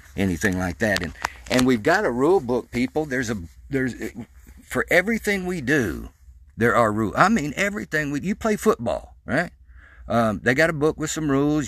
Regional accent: Mandeville, Arkansas, United States; I grew up in Mandeville, Arkansas

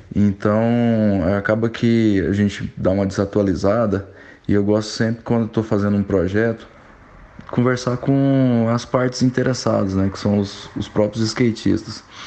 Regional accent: Goiânia, Goiás, Brazil; sou natural de Goiânia

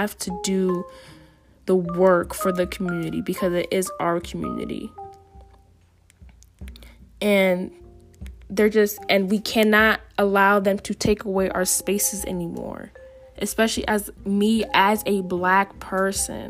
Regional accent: New Haven, Connecticut, United States; Growing up in New Haven

